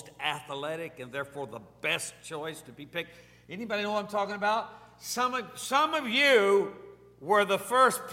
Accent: Cortland, New York, United States; growing up in Cortland, New York, and we lived on Maple Street

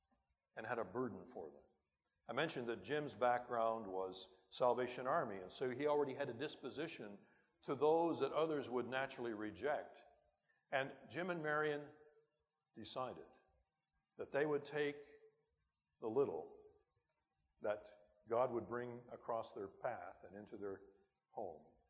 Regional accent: Timmins, Ontario, Canada; my hometown of Timmins that it wasn't the end of the world, but you could see it from there.

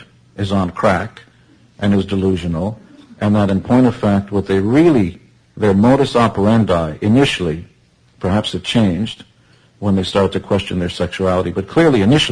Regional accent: Israel; I come from Israel

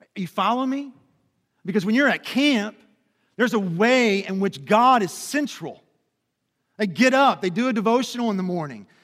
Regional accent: Lebanon Junction, Kentucky, United States; also born or lived in Lexington, Kentucky / Louisville, Kentucky / Memphis, Tennessee; I grew up in a little town called Lemon Junction, which is about thirty miles south of here

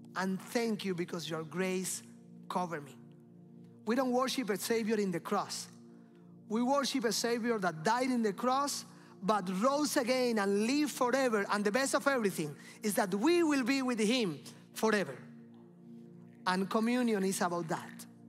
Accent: Cuba; moved away; I came from Cuba

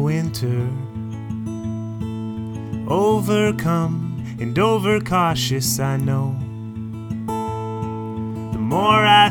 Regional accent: Canada; I identify as a Canadian songwriter

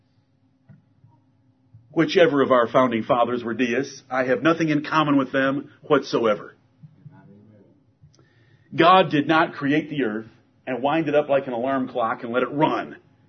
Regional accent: Michigan, United States; moved away; I'm from Michigan

